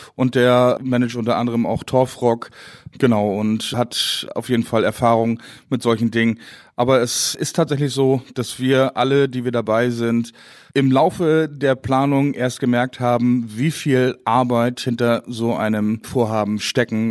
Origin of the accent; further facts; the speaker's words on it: Dithmarschen, Schleswig-Holstein, Germany; first language Low German; German is a second language; also born or lived in Marne; now in Windbergen, Germany; Ich komme aus Dithmarschen, bin in Mahne geboren und Burg in Buchholz aufgewachsen